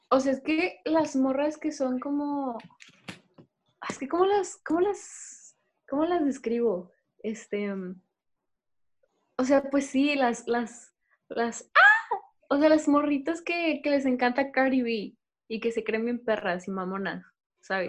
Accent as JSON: {"language": "Spanish", "town": "Monterrey", "region": "Nuevo León", "country": "Mexico", "said": "somos de Monterrey"}